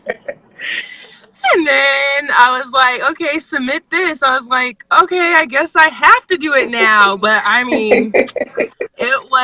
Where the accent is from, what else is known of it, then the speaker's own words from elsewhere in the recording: Anchorage, Alaska, United States; I was born and raised in Anchorage, Alaska